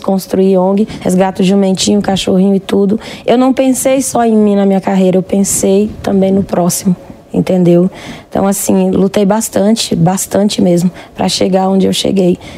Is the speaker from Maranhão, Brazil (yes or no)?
yes; Paulo Ramos, Maranhão, Brazil; No Maranhão, eu sou nordestina, de Paulo Ramos.